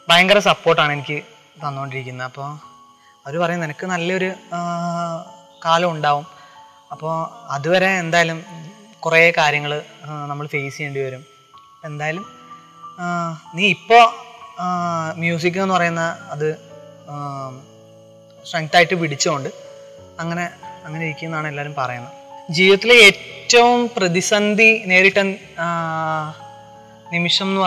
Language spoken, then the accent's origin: Malayalam; Kottakkal, Kerala, India; now in Thiruvananthapuram, India; ശരിക്കും എൻ്റെ കുട്ടിക്കാലൊക്കെ പിന്നെ കോട്ടക്കലിലായിരുന്നു മലപ്പുറം കോട്ടക്കലിലായിരുന്നു അച്ഛൻ അവിടെ ആയിരുന്നു ജോലി അപ്പൊ ഞാൻ അവിടെയാണ് പഠിച്ചതും വളർന്നതൊക്കെ